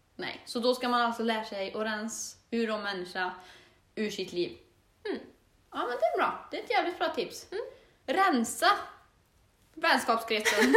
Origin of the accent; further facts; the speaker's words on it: Torsby, Värmland, Sweden; moved away as an adult; now in Östersund, Sweden; jag är född och uppväxt i Torsby.